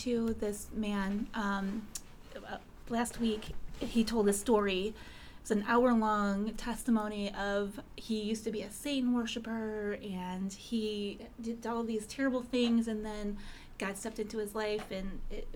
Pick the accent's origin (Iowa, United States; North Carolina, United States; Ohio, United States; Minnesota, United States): Ohio, United States; Cleveland; I grew up in Cleveland